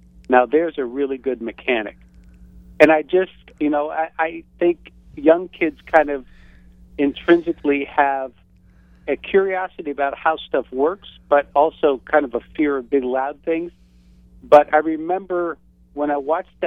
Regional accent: North Tarrytown, New York, United States; also born or lived in Cortlandt Manor, New York; I grew up in North Tarrytown, New York

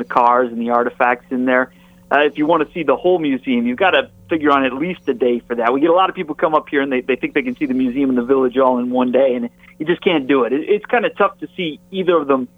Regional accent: northern Michigan, United States; I grew up in Michigan, in northern Michigan or the northern lower peninsula

